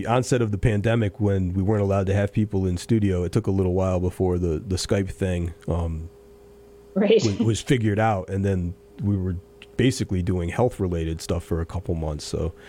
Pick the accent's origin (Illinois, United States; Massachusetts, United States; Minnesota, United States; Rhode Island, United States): Massachusetts, United States; Pittsfield; As a lifelong Pittsfield resident, on behalf of my hometown